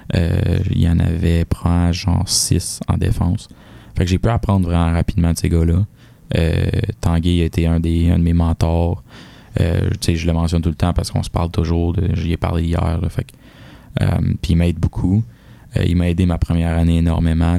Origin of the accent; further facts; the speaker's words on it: Varennes, Quebec, Canada; moved away as an adult; now in Sherbrooke, Canada; je suis un, gars de la Rive-Sud, tu sais, à Varennes. J'ai vécu là toute ma vie.